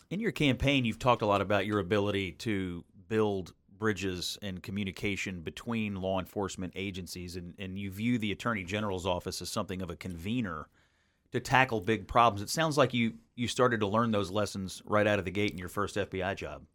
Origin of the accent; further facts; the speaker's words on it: Western Kentucky, United States; I grew up in Western Kentucky